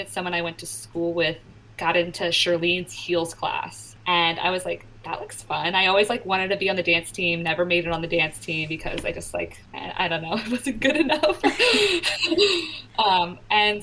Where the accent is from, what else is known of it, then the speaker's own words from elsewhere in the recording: Richmond, Virginia, United States; moved away as an adult; also born or lived in New York City; 15 minutes away from my house, from my hometown